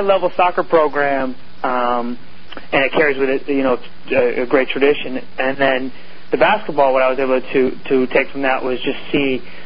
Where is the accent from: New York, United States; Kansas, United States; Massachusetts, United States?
Massachusetts, United States; Longmeadow; I grew up in a town where in Longmeadow, Mass, where there was a lot of sports being played